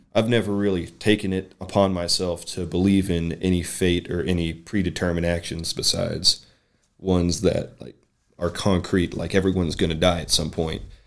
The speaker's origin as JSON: {"language": "English", "town": "Berea", "region": "Kentucky", "country": "United States", "tie": "born or raised there", "moved": "yes", "said": "born and raised in Berea, Kentucky"}